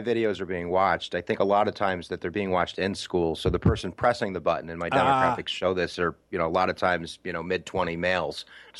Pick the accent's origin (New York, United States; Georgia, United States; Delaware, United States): New York, United States; I'm from New York State. I moved to Buffalo about 20 years ago, but I definitely have an out when I talk. So I think that might be the Canadian thing coming in.